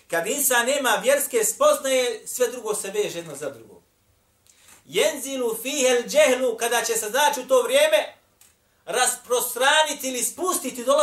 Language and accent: Croatian; Bosnia & Herzegovina